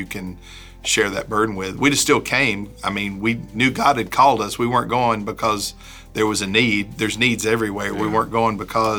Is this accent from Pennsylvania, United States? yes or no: no; Knoxville, Tennessee, United States; moved away as an adult; now in Henderson, United States; I'm from Knoxville